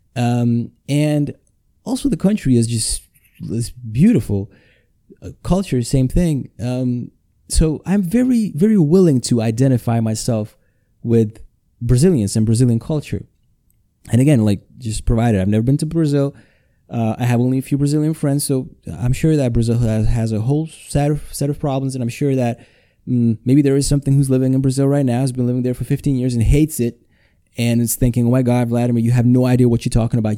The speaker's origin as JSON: {"language": "English", "town": "Košice", "region": "Košice Region", "country": "Slovakia", "tie": "born or raised there", "second_language": "English", "said": "I'm recording this in my hometown, Košice, Slovakia."}